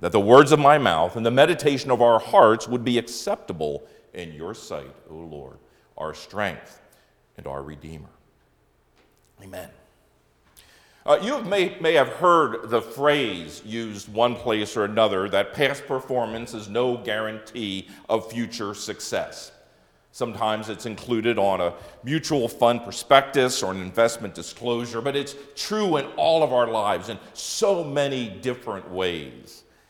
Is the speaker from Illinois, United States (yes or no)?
no; Wisconsin, United States; I will not bring up the fact that we're from Wisconsin and the success of the Green Bay Packers this season.